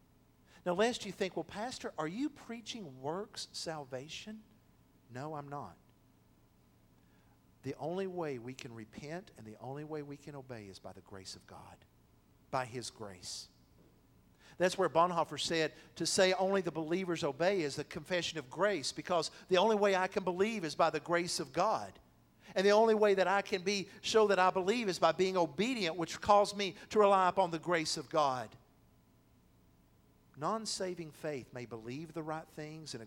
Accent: the South, United States; We are from the South

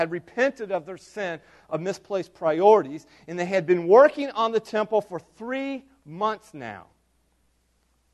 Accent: United States

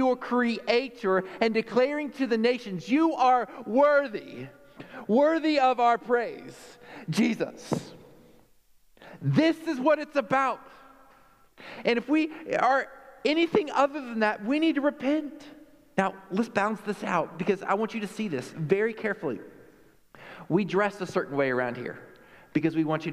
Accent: Texas, United States; I'm a Texan

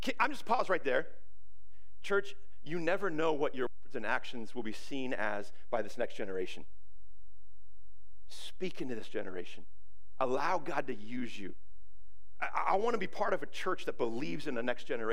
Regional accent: Ferndale, United States; moved away as an adult; I grew up in Ferndale, and this is kind of my hometown

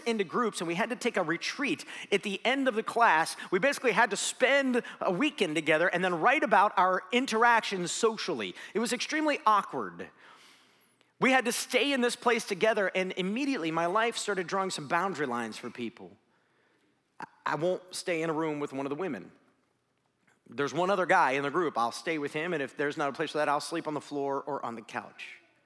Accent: Tallmadge, Ohio, United States; I grew up in Talmadge, Ohio

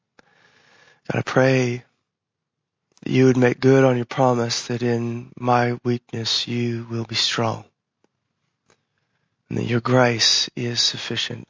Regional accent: United States; especially as American Christians

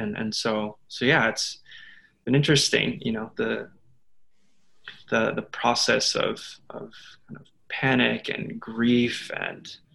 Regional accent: Novi, Michigan, United States; moved away as an adult; now in Nagoya, Japan; I grew up in Novi, Michigan, on the east side of the state. Lived there for most of my upbringing.

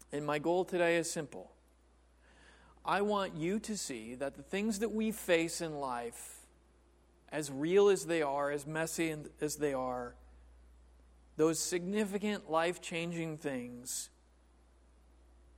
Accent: Yorkville, United States; moved away; I grew up in Yorkville, not that long ago, far from here

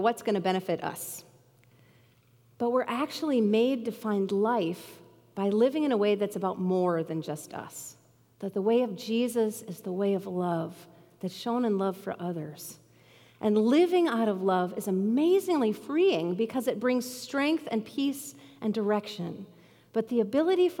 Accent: Bemidji, Minnesota, United States; Growing up in Bemidji, I loved being in the water

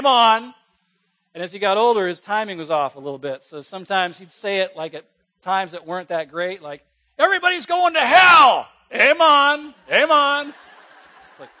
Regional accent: West Coast, United States; moved away; also born or lived in Virginia; I grew up on the West Coast in a church where I heard a few amens every now and then

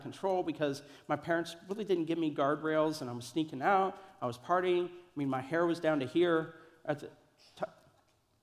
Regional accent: Kansas City, Missouri, United States; moved away; also born or lived in Columbia, Missouri; I grew up in Kansas City in Columbia

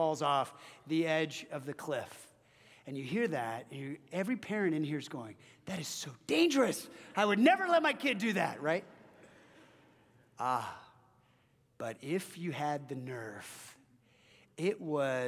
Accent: Orange County, Southern California, United States; I grew up in Southern California and in Orange County

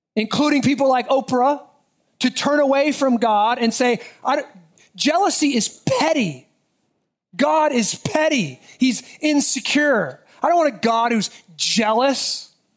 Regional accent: United States; as American citizens

